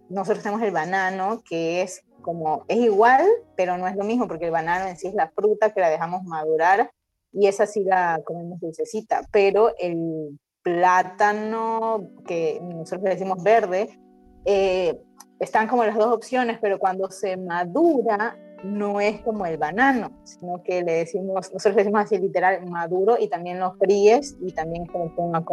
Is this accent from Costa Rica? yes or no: no; Ecuador; soy de Ecuador, estoy en Ecuador, tengo 31 años. Estoy, estoy casada, tengo una niña de 5 años ya.